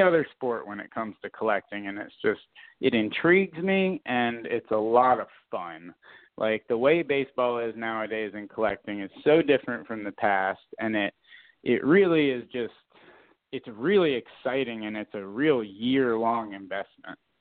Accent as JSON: {"language": "English", "region": "South Florida", "country": "United States", "tie": "born or raised there", "moved": "yes", "said": "I grew up playing hockey in South Florida"}